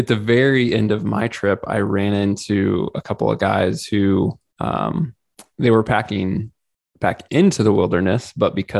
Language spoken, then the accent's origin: English; Missouri, United States; I'm originally from Missouri and grew up hunting a bit here